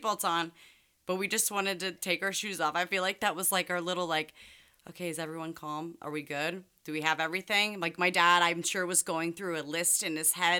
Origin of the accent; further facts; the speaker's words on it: Hartford, Ohio, United States; I'm from Hartford, Ohio.